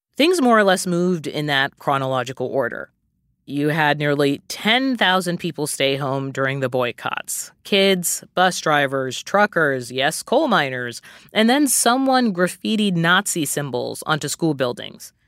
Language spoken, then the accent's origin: English; outside of Boston, Massachusetts, United States; I grew up outside of Boston